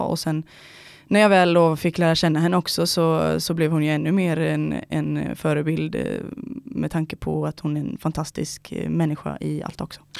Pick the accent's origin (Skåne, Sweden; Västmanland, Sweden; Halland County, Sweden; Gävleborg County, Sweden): Halland County, Sweden; near Ullared; also born or lived in Gothenburg; now in Stockholm, Sweden; typ två mil därifrån, eh, mitt ute i skogen, eh, är jag uppväxt ihop med min eh, familj då